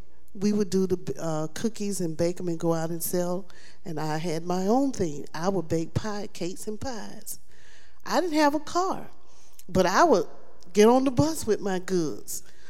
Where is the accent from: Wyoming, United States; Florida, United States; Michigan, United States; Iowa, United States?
Florida, United States; Tampa; I'm originally from Tampa, Florida, and that's where I met the ministry in Tampa, Florida, at a church that I was attending.